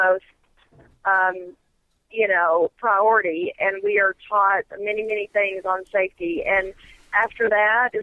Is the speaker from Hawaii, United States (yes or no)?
no; Lubbock, Texas, United States; also born or lived in Las Vegas; now in Dallas, United States; I grew up in West Texas, Lubbock, Texas, and born and raised there